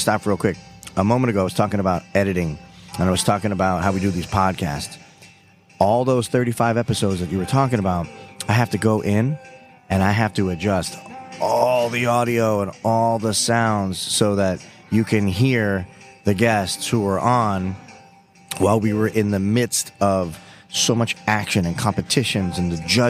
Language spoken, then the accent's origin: English; the Everglades, Florida, United States; I grew up in the Everglades